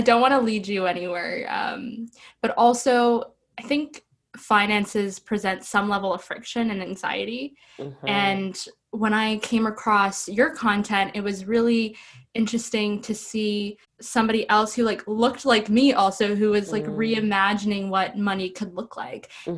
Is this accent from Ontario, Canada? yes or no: yes; Ottawa, Ontario, Canada; I'm from Ottawa